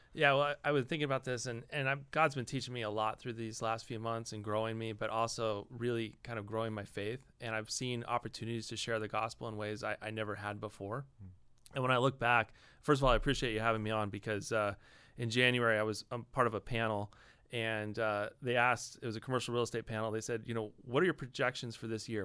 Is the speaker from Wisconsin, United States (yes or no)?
no; Los Angeles, California, United States; I grew up in Los Angeles.